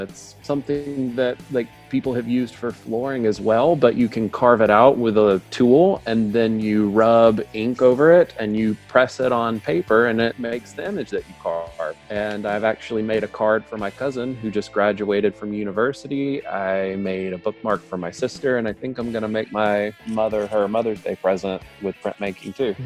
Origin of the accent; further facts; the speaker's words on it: northwest Florida, United States; first language English; also born or lived in Pensacola; I'm from the northwest part of Florida in the United States, the city that I live in, it's Pensacola.